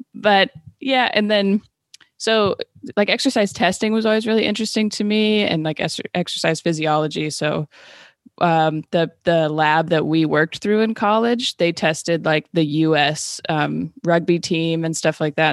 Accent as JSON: {"language": "English", "town": "Renton", "region": "Washington", "country": "United States", "tie": "born or raised there", "also_born_or_lived": "Seattle, Washington / Los Angeles, California", "said": "I was born and raised in Renton, Washington"}